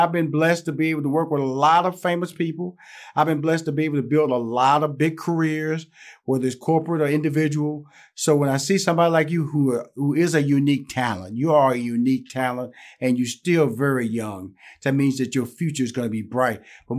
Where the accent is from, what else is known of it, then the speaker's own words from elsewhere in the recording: Houston, Texas, United States; because I'm from Houston, Texas. I'm country. So I'm country.